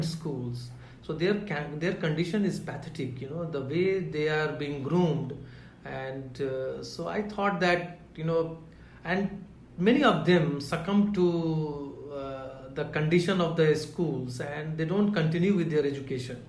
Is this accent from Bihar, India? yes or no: yes; Katihar, Bihar, India; moved away; also born or lived in Delhi; So I grew up in Katihar